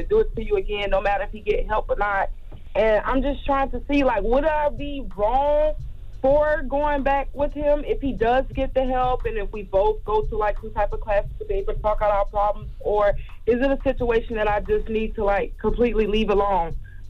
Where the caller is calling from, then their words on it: South Carolina, United States; I'm calling from South Carolina.